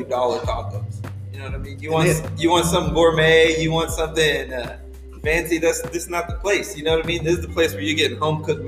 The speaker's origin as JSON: {"language": "English", "town": "Borger", "region": "Texas", "country": "United States", "tie": "born or raised there", "moved": "yes", "lives_now": "Lubbock, United States", "said": "I was born here in Lubbock, but we moved to a little town up north, about 2.5 hours from here, Borger, Texas. And that's where I was raised"}